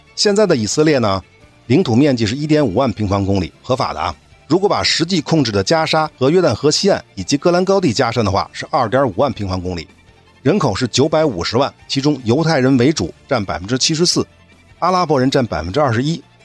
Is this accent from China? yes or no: yes; China; 我们中国人